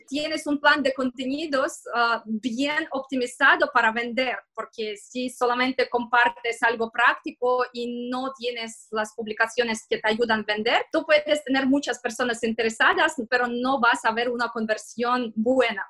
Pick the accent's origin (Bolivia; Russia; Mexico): Russia; Moscow; accent: Russian; Spanish is a second language; moved away as an adult; now in Barcelona, Spain; porque como puedes ver por mi acento y se ve que soy rusa, soy de Moscú